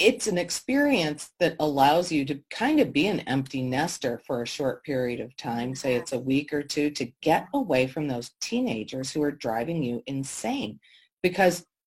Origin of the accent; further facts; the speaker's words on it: Detroit, Michigan, United States; growing up in Detroit